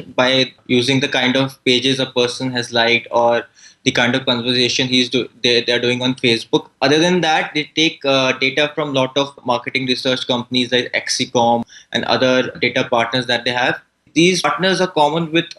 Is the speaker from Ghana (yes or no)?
no; India; I'm from India.